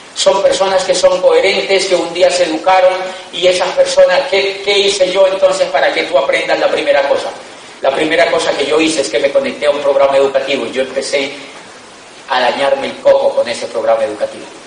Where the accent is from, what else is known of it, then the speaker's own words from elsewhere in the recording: Colombia; also born or lived in Europe; Somos de Colombia